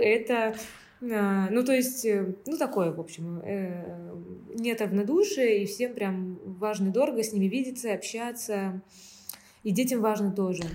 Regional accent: Saint Petersburg, Russia; moved away as an adult; now in Antalya, Turkey; я приехала не из Украины, мы из России, мы из Петербурга.

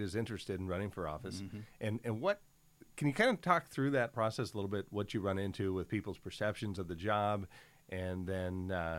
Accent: Oregon, United States; values that I grew up with here in Oregon

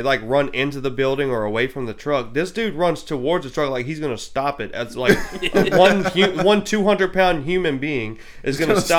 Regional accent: Santa Mall, Louisiana, United States; I grew up in Santa Mall my whole life. I'm 27 years old. I'm born and raised in Santa Mall.

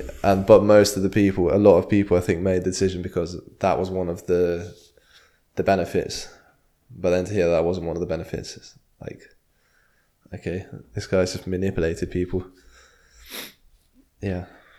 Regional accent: England, United Kingdom; I'm English

